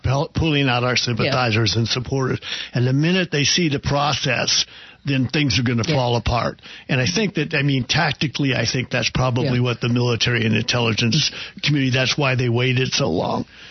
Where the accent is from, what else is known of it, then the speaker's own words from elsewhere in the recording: hometown of Will Rogers, Oklahoma, United States; my hometown